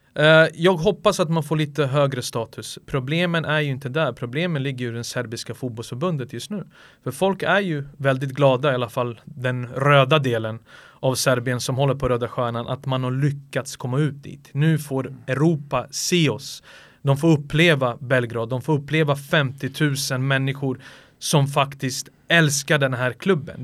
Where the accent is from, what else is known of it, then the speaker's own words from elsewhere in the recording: Sarajevo, Federation of Bosnia and Herzegovina, Bosnia & Herzegovina; now in Sweden; jag bodde hos morföräldrarna i Sarajevo